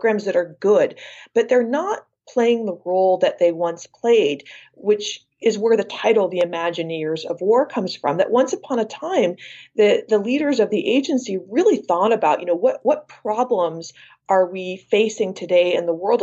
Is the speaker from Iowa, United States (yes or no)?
yes; Iowa, United States; also born or lived in San Francisco, California; Born in San Francisco, but raised in Iowa